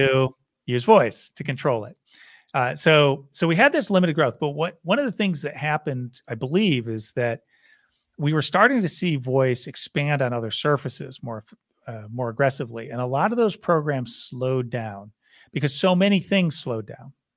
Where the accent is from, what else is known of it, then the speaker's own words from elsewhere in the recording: Syracuse, New York, United States; I grew up in Syracuse, New York.